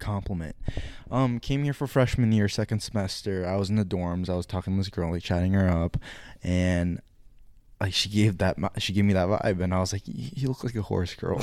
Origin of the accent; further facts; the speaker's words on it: California, United States; moved away; when I was growing up in California, like elementary school, I was in um public school.